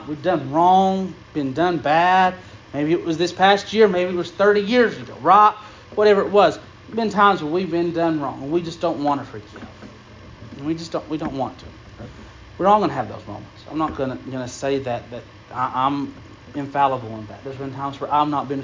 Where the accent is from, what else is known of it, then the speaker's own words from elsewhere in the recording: Unicoi County, Tennessee, United States; I grew up in Unicoi County